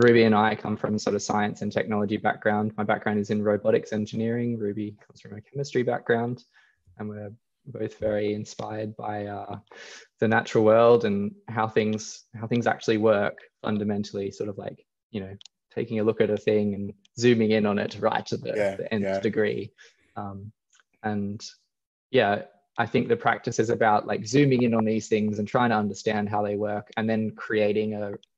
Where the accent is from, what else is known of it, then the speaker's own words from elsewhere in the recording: Australia; growing up in Australia